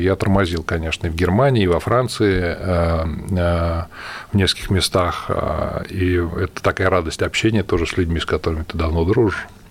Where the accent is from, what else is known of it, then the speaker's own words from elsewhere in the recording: Russia; я из России